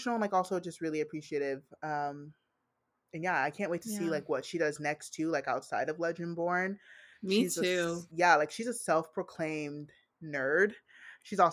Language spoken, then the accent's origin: English; United States; I'm African American. Like, I'm Black American